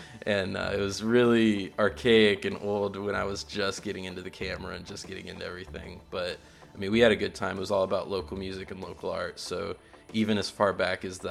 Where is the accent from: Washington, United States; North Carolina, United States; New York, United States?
North Carolina, United States; We're both from North Carolina.